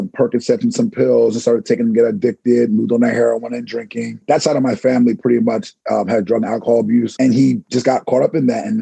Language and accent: English; Penllyn, Pennsylvania, United States; I grew up in Penland, so right down by Wissahickon High School area